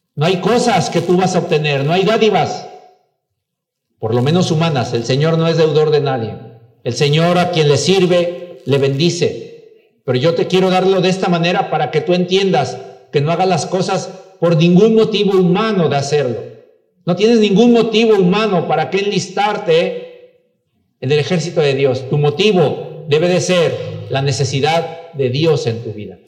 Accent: Mexico; Claro que somos mexicanos

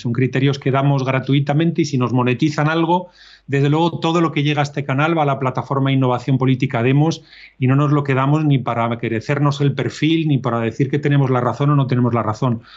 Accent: Spain; nosotros como españoles

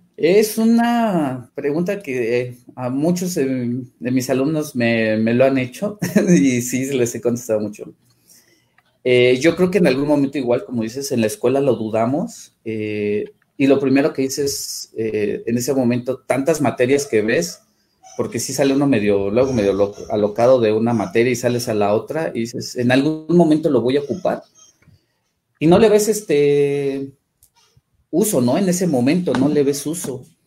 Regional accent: Mexico City, Mexico; moved away as an adult; now in Tuxtla Gutiérrez, Mexico; yo soy originario de la Ciudad de México

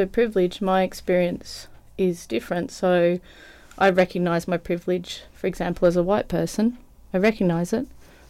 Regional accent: Australia; I mean, my experience is obviously being an Australian woman and a white woman

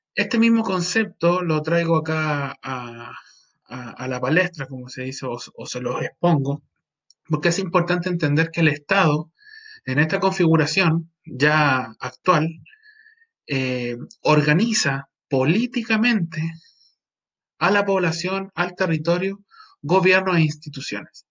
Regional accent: Chile; a nosotros como personas, como ciudadanos chilenos

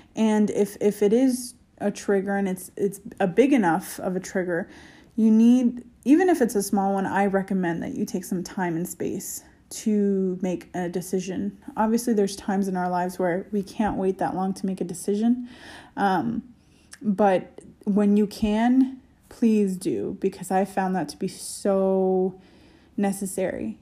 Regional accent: United States; as an American

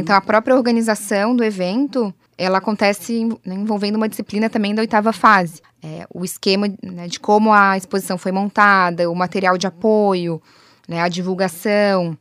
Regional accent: Florianópolis, Santa Catarina, Brazil; eu, como manezinha da ilha

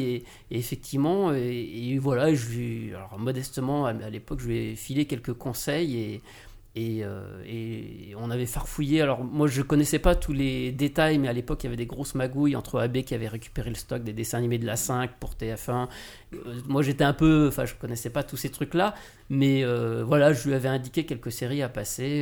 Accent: Lyon, Auvergne-Rhône-Alpes, France; moved away as an adult; now in Paris, France; moi je viens de Lyon

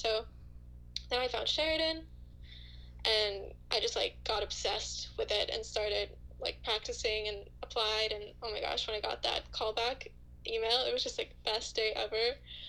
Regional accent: Finland; moved away as an adult; now in Canada; So, yeah, so I grew up and lived in Finland up until I was like 19.

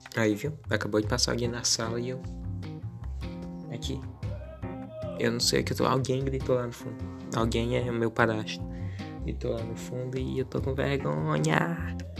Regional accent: interior of Piauí, Brazil; eu sou pirata da cidade, interior do Piauí, então, o sotaque, a forma que eu falo as palavras

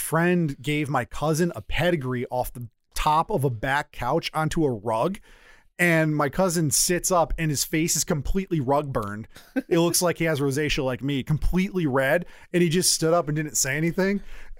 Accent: Stamford, Connecticut, United States; I grew up in Stamford near like the WWF headquarters.

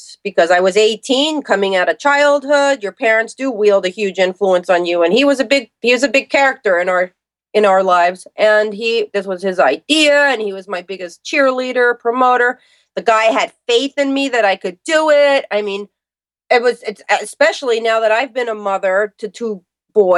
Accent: New Jersey, United States; accent: New York; I am from New Jersey

